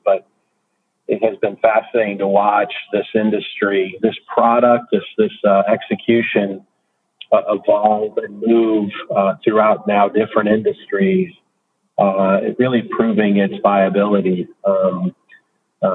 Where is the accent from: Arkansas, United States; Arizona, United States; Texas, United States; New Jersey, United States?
Texas, United States; now in Raleigh, United States; I'm from Texas.